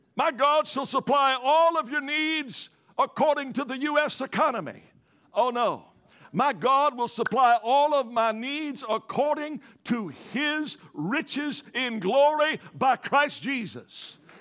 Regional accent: Louisiana, United States; moved away; I'm originally from Louisiana

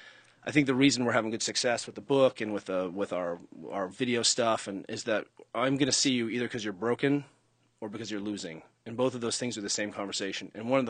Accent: San Francisco, California, United States; I'm from San Francisco.

